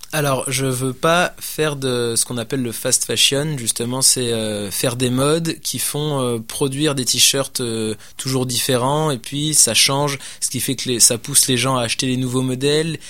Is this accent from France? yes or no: yes; France; now in Quebec City, Canada; Étant donné que je suis français, j'avais, j'avais des connaissances, euh, des connaissances en France